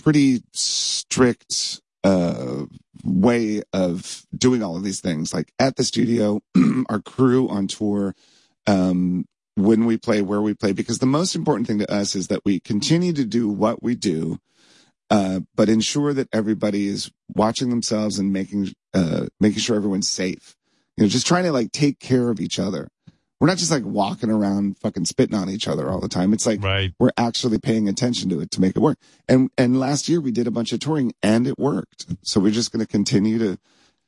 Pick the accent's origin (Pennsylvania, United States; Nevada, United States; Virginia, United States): Virginia, United States; Springfield; born or raised there